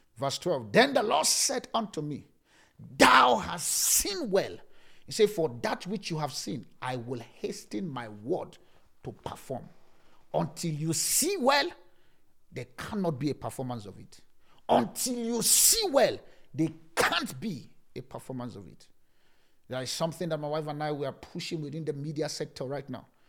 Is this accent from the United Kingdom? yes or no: no; Nigeria; now in South Africa; I'm still talking from Nigeria.